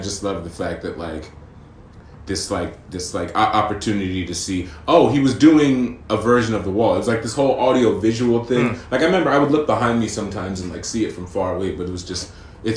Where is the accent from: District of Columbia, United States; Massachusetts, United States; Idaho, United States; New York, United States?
Massachusetts, United States; Amherst; I am from Amherst, but I'm not that earthy crunchy